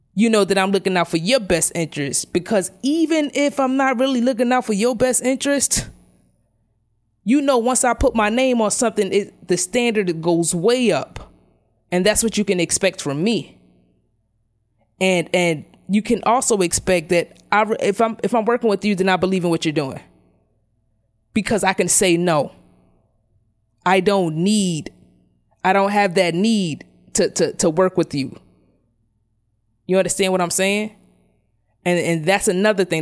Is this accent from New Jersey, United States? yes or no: no; New York City, New York, United States; we grew up in Brownsville